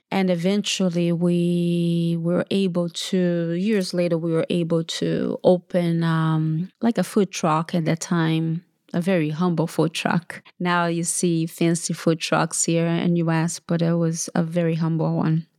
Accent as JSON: {"language": "English", "country": "Brazil", "tie": "born or raised there", "also_born_or_lived": "São Paulo, Brazil / Feira de Santana, Bahia, Brazil", "moved": "yes", "lives_now": "United States", "said": "I'm from Brazil. I was born in São Paulo, Brazil, and I moved to Bahia, which is my mother's, uh, home state, Feira de Santana, Bahia, which is northeast of Brazil. And, uh, we moved from São Paulo to Bahia, I was eleven, and I grew up with, surrounded with my grandmother"}